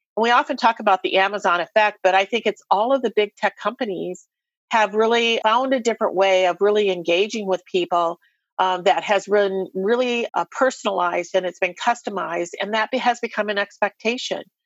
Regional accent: Iowa, United States; I'm an Iowa girl, born and raised in Iowa

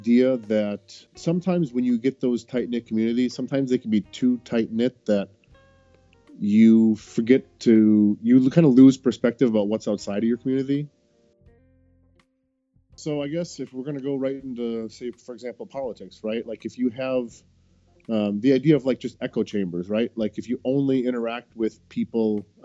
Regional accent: Wisconsin, United States; moved away as an adult; now in Greater Boston area, United States; I grew up in Wisconsin

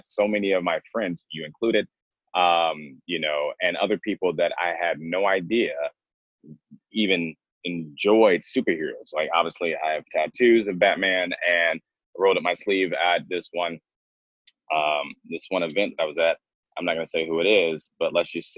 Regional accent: Rochester, New York, United States; also born or lived in Georgia / California; now in Florida, United States; So I was born and raised in Rochester, New York, and then we moved down to Georgia.

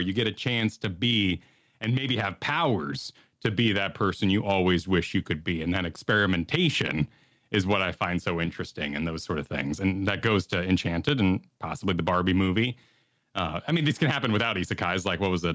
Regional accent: New Mexico, United States; I grew up in New Mexico

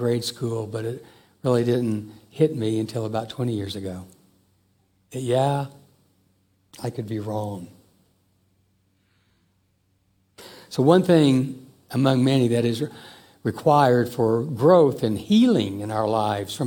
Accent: Joplin, Missouri, United States; when I was in fourth grade when we moved to Joplin, Missouri

